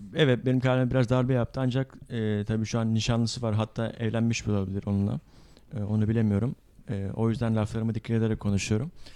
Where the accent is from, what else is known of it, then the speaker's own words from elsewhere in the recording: Istanbul, Turkey; Doğma büyüme İstanbulluyum ancak tabii e, aslen Mardinli olduğum için